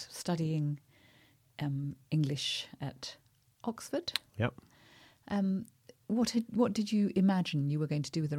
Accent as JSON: {"language": "English", "region": "South India", "country": "India", "tie": "born or raised there", "said": "Well, I mean, I grew up in South India. My parents were missionaries in South India."}